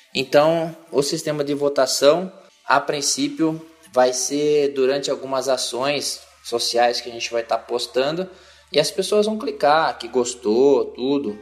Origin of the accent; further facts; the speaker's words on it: interior of São Paulo, Brazil; Sou do interior de São Paulo